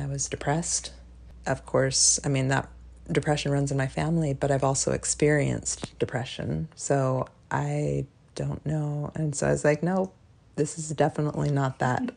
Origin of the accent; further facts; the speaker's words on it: Alaska, United States; also born or lived in North Carolina; now in Virginia, United States; I'm originally from Alaska, and I've lived out in Virginia, North Carolina, and now I'm living in Virginia again